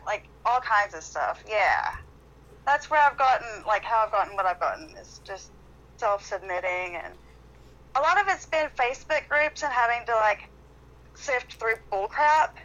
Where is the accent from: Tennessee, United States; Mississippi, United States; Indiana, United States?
Tennessee, United States; Athens; moved away; I grew up in Athens, Tennessee, so I did a lot of acting there